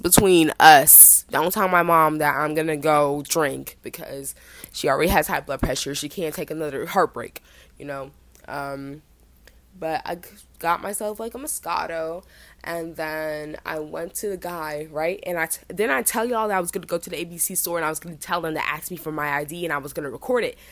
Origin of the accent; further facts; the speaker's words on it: Jamaica; I am Jamaican